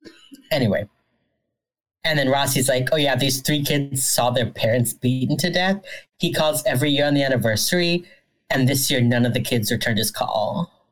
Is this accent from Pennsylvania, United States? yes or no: yes; Pennsylvania, United States; I grew up near Gettysburg.